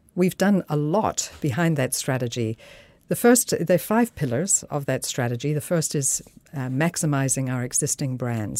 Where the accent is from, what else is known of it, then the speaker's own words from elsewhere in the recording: South Africa; moved away as an adult; also born or lived in Switzerland / United States; now in Denmark; I'm a physician from South Africa, born to Scottish parents who emigrated to Africa